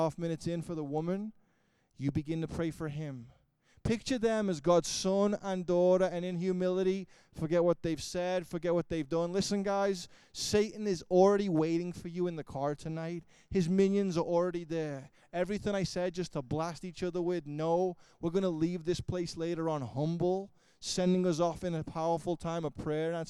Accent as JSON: {"language": "English", "town": "Liverpool", "region": "North West England", "country": "United Kingdom", "said": "I am from Liverpool"}